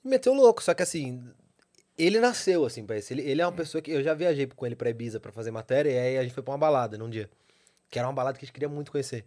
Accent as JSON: {"language": "Portuguese", "region": "São Paulo", "country": "Brazil", "tie": "born or raised there", "said": "venho da Zona Sul de São Paulo. Pedreira, Zona Sul"}